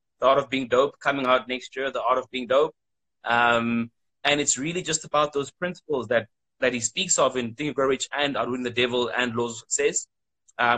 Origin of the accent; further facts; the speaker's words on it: South Africa; I'm from South Africa